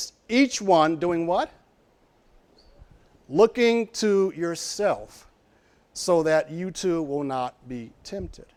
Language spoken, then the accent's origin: English; Arkansas, United States; moved away; I'm from Arkansas